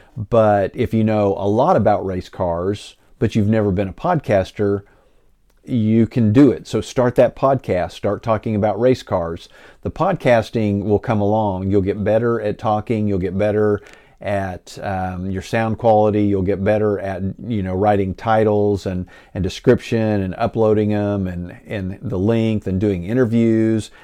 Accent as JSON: {"language": "English", "town": "Enid", "region": "Oklahoma", "country": "United States", "tie": "born or raised there", "said": "coming back to my hometown"}